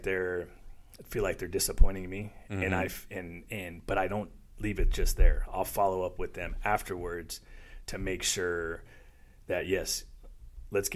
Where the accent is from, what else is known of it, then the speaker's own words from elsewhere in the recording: South Florida, United States; I grew up in South Florida